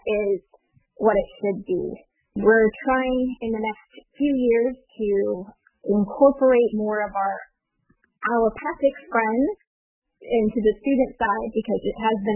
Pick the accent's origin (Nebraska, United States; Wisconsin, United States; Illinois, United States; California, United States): California, United States; San Francisco Bay Area, Northern; also born or lived in Hawaii; I grew up in California, Northern California, in the San Francisco Bay Area